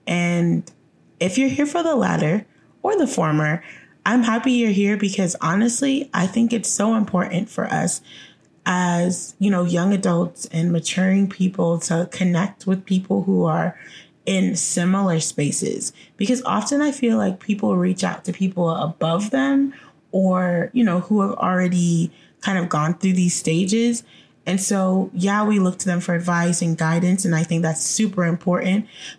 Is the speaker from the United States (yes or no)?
no; Jamaica; born there; Oh, I'm Jamaican by birth.